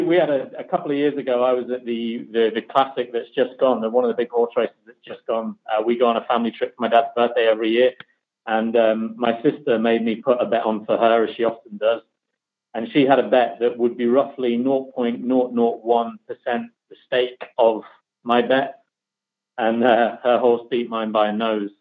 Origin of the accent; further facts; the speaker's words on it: the middle of England, Midlands, United Kingdom; now in north of England, United Kingdom; I'm from the middle of England, um, I live in the north of England, but I try not to sound like uh, someone from the north of England as best I can.